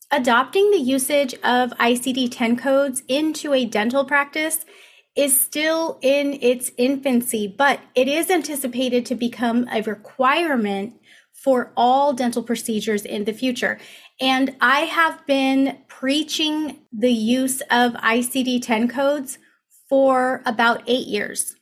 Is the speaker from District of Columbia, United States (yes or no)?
no; Riverside, California, United States; Riverside, California, which is my hometown.